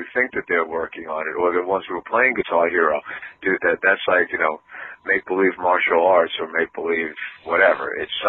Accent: northeast Pennsylvania, United States; it's my hometown. I mean, I live in northeast Pennsylvania

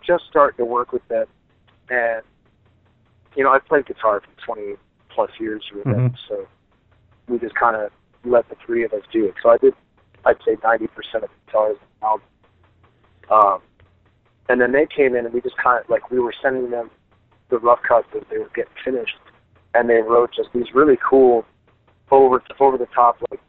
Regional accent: Chicago, Illinois, United States; I grew up in Chicago

